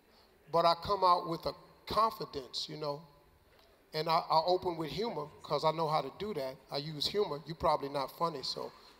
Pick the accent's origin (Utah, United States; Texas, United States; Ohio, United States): Ohio, United States; Cleveland; I'm from Cleveland